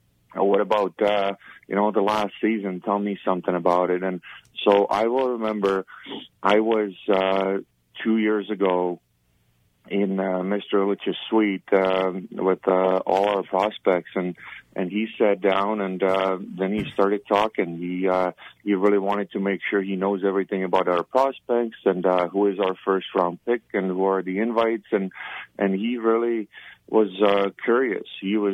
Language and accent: English; Czechia; English is a second language; moved away; I grew up in communism. I grew up in Czechoslovakia, and you look at older people with utmost respect.